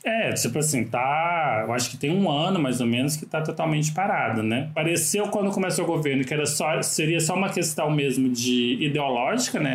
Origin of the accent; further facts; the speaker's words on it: Catalão, Goiás, Brazil; moved away as an adult; also born or lived in Rio de Janeiro; eu nasci em Catalão, né? Eu morei lá até meus 26 anos de idade